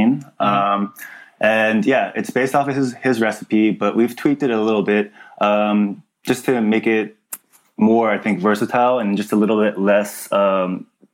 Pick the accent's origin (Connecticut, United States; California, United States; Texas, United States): California, United States; Los Angeles; I grew up, I'm from the San Fernando Valley, and it's a suburb out of Los Angeles, California